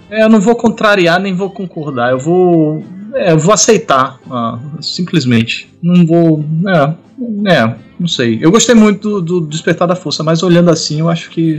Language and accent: Portuguese; Maceió, Alagoas, Brazil; Eu sou de Maceió, eu não falo oxe nem oxente.